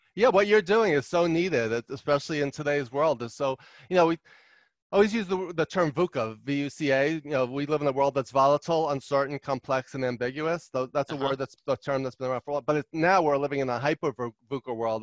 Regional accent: New York City, New York, United States; also born or lived in Long Island, New York / Albany, New York / Los Angeles, California; I grew up in Queens, New York, and um, and then Long Island

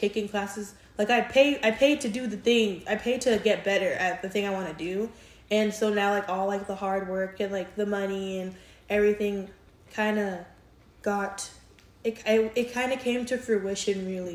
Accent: New York, United States; now in Houston, United States; growing up in New York

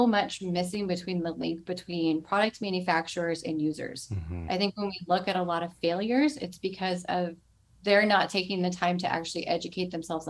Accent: Lilburn, Georgia, United States; also born or lived in North Carolina; I was born in North Carolina. Then we lived in Lilburn, Georgia, right outside of Atlanta.

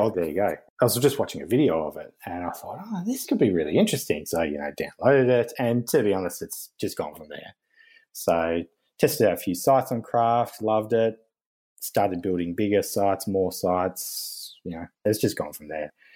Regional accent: Tasmania, Australia; moved away as an adult; back with my wife to where we grew up in Tasmania, which is the little island down the bottom of Australia

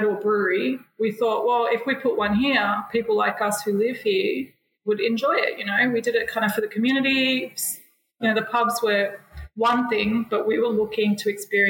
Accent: Sydney, New South Wales, Australia; I grew up in Botany, and I saw back in the 80s, and I grew up here in the 90s and watched it change

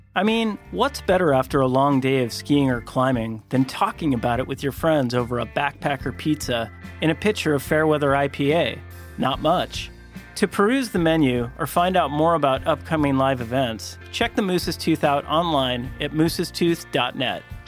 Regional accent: Alaska, United States; I grew up here in Alaska

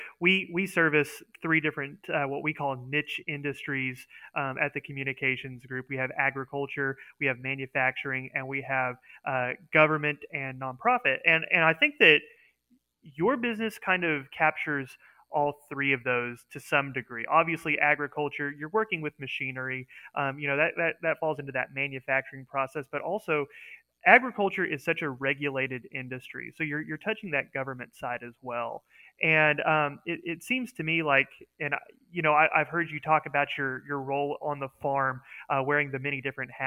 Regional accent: Oklahoma, United States; we're from Oklahoma

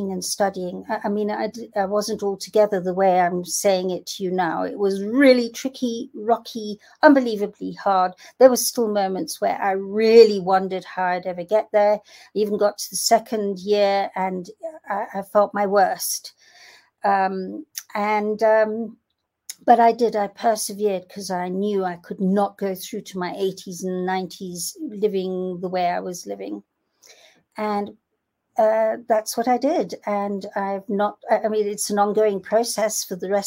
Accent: Kenya; I'm from Kenya

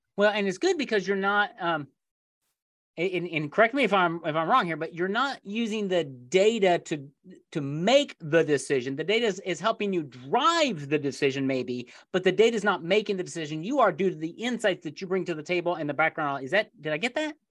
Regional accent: Indiana, United States; I grew up in Indiana here in the United States

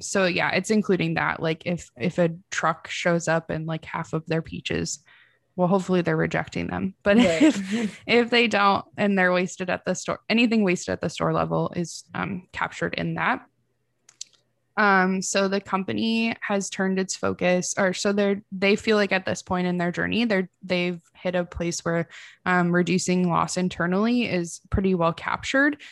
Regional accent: Midwest, United States; I'm from the Midwest.

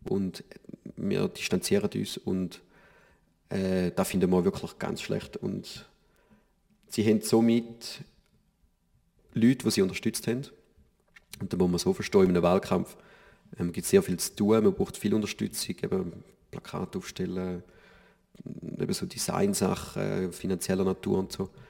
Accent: St. Gallen, Switzerland; oder als St. Galler haben wir natürlich unsere Olma, die größte Publikumsmesse der Schweiz.

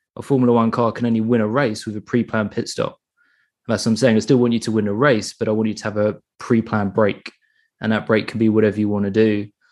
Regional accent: England, United Kingdom; I'm from England

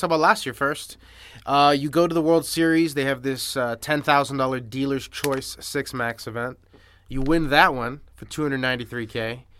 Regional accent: Miami Beach, Florida, United States; I grew up in South Beach

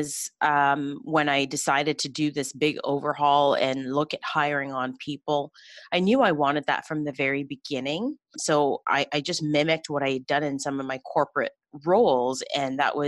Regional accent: Toronto, Ontario, Canada; I grew up in Scarborough, Ontario

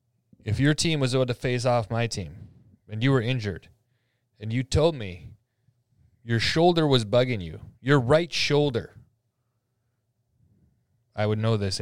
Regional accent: Alberta, Canada; I'm from Alberta, so going across the mountains, I did take a vacation out there a couple times.

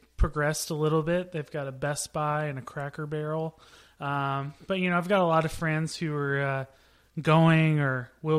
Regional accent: Temple, Texas, United States; moved away; I grew up in Temple, Texas, which is about as Friday Night Lights as you can get

